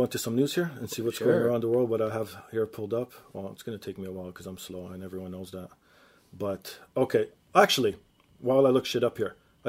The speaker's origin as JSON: {"language": "English", "town": "Toronto", "region": "Ontario", "country": "Canada", "said": "because we're from Toronto"}